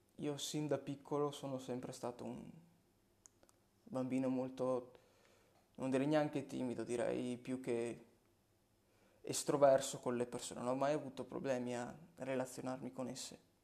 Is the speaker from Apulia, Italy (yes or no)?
no; Legnago, Veneto, Italy; Sono nato in una provincia di Verona, si chiama Legnago, paesino tranquillo, dove ho anche proseguito i miei studi superiori